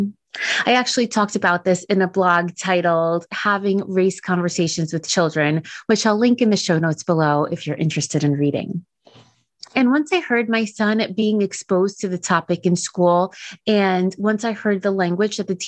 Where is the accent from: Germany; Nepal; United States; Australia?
United States; New York City, New York; also born or lived in New Jersey; Growing up in New York City and Jersey, I always had MLK Day off from school